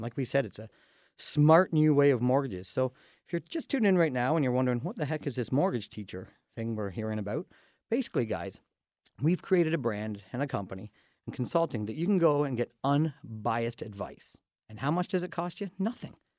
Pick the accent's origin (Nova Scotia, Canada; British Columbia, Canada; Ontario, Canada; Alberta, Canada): Ontario, Canada; Dorchester; we're from Dorchester